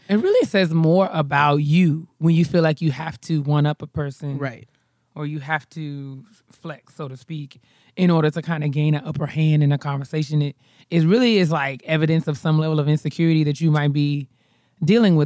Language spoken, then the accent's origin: English; New York, United States; I'm from New York